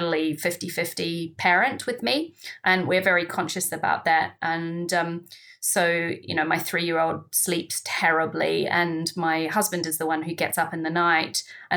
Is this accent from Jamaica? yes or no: no; New Zealand; moved away as an adult; now in United Kingdom; my home country, New Zealand